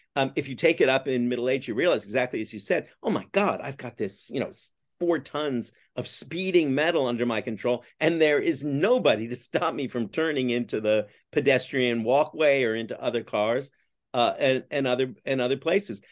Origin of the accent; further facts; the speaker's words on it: Canada; now in New York, United States; I'm Canadian by origin